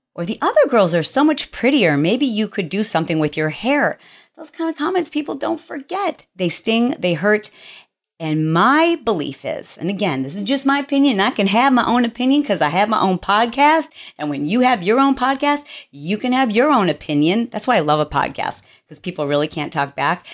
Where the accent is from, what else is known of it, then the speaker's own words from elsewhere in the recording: Detroit, Michigan, United States; I am from Detroit, and a hoopty is what we refer to as your first car